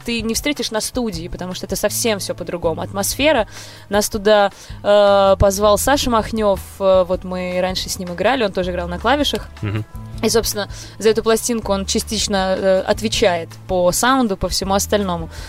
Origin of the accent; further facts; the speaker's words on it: Moscow, Russia; я из Москвы и полностью себя с этим городом ассоциирую